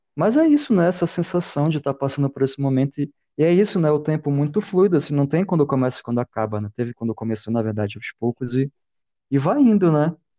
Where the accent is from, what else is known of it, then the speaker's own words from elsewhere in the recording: Belém, Pará, Brazil; also born or lived in Manaus; Eu sou, sou de Belém, morei em Manaus, mas sou de Belém